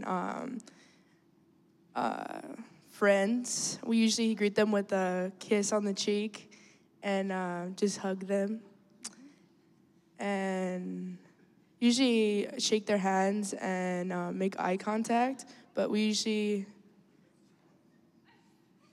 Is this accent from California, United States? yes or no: yes; Los Angeles, California, United States; moved away; I'm from Los Angeles, California, and I am Mexican-American